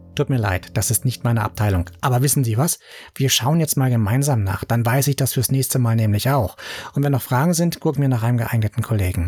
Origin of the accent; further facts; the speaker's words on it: Berlin, Germany; bei uns in Berlin